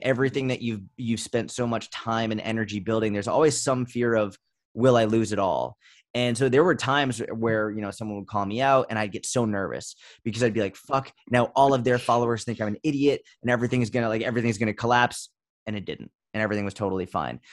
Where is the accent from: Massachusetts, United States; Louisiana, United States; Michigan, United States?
Massachusetts, United States; Boston; I grew up in Boston